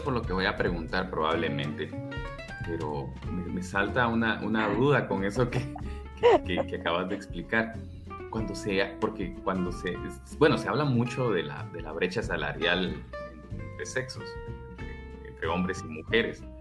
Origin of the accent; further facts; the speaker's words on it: Guatemala; accent: Guatemalan; este acento raro que tenemos, somos guatemaltecos